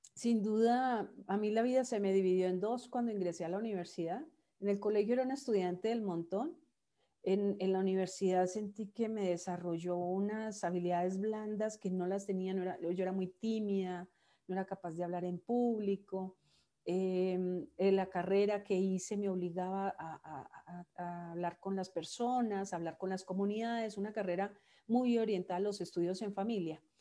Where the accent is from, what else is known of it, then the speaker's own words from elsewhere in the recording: Manizales, Caldas, Colombia; moved away; yo soy de Manizales. Manizales es una ciudad pequeña de 400 mil habitantes en el centro del país.